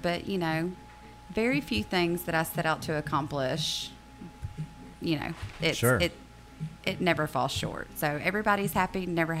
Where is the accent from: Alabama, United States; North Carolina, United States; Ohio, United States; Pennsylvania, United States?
Alabama, United States; Auburn; moved away as an adult; now in Dothan, United States; I am not from Dothan. I'm actually originally from Auburn.